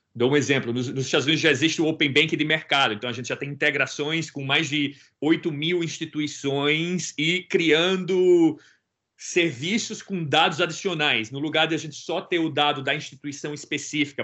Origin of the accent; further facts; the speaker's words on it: Brazil; Eu sou original do Brasil